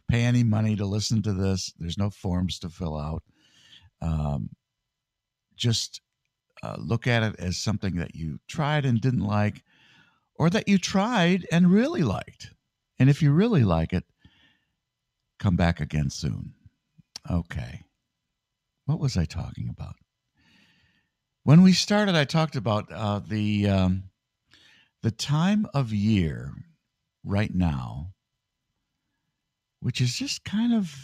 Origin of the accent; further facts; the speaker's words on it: Michigan, United States; now in New York, United States; I'm from Michigan